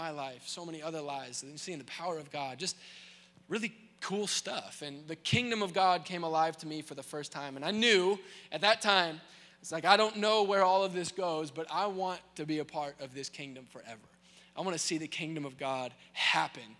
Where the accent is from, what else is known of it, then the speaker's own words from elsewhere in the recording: Indianapolis, Indiana, United States; also born or lived in Waco, Texas; I grew up here in Indianapolis